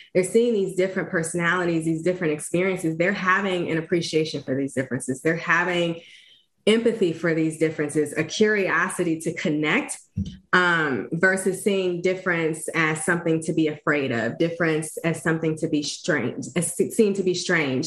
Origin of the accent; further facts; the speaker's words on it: East St. Louis, Illinois, United States; my own personal journey growing up in East St. Louis.